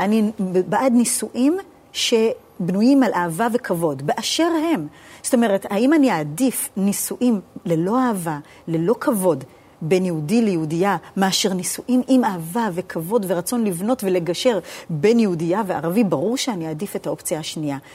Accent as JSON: {"language": "Hebrew", "region": "New York", "country": "United States", "tie": "born or raised there", "moved": "yes", "said": "בבית ספר דתי בארצות הברית, סלנטה, עקיבא ריברדל"}